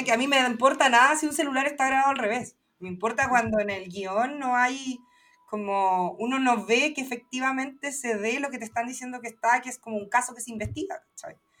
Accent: Santiago, Santiago Metropolitan Region, Chile; also born or lived in Valparaíso; viví mi infancia en Santiago

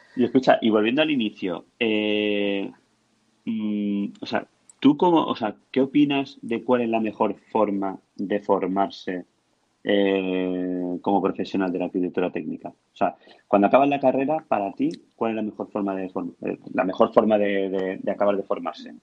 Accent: Alicante, Valencian Community, Spain; also born or lived in Murcia; yo soy de Alicante

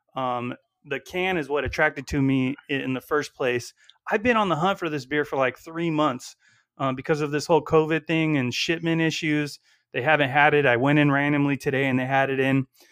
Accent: Central California, United States; we're from Central California, they call it the Sin Cal

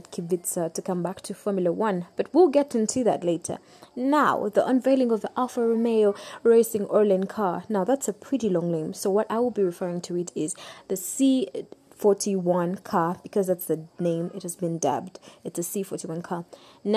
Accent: Uganda; I come from Uganda. I love Uganda.

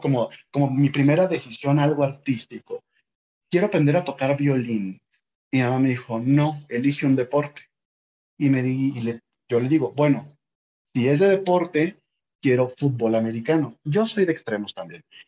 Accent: Ciudad Obregón, Sonora, Mexico; moved away as an adult; also born or lived in Mexico City / Argentina; Soy mexicano de Sonora. Entonces yo estaba en, en Sonora y estaba en Obregón, porque soy de allá, soy norteño, alto

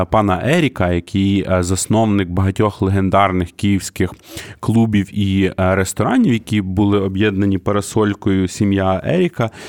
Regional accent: Kyiv, Ukraine; Дорогі друзі, я із Києва.

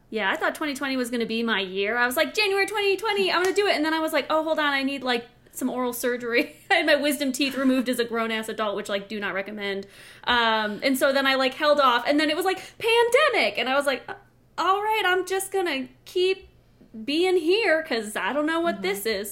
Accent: Chicago suburbs, Illinois, United States; now in Colorado, United States; I'm from Illinois, Chicago suburbs

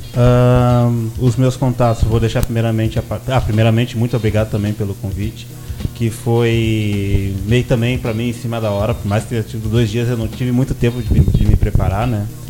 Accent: Porto Alegre, Rio Grande do Sul, Brazil; now in São Borja, Brazil; eu sou do Rio Grande do Sul

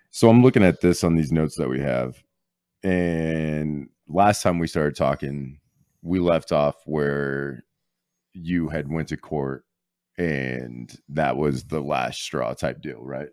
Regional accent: Lexington, Nebraska, United States; I'm from Lexington, Nebraska, the hoodest of hood

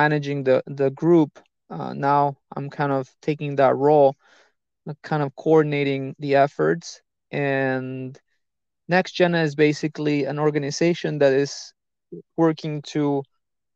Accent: Mexico City, Mexico; moved away as an adult; also born or lived in Florida, United States; now in United States; I was born in Mexico City. I'm 26, and I moved to the States, to the US, about 8 years ago

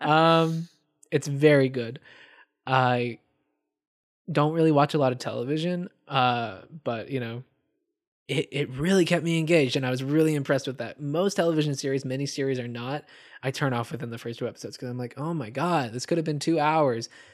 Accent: Atlanta, Georgia, United States; I'm originally from Atlanta, Georgia

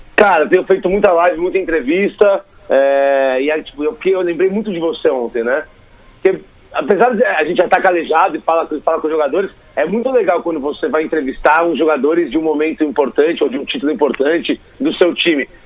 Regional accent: Brazil; sou brasileiro mesmo

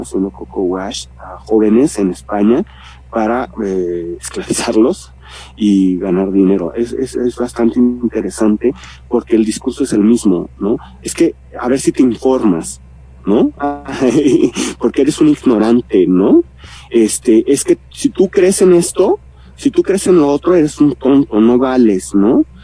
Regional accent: Mexico; como mexicanos

